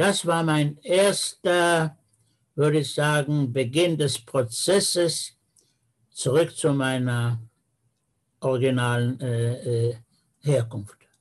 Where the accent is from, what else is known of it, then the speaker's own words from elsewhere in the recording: Peine, Lower Saxony, Germany; now in Israel; meiner Geburtsstadt Peine als Jude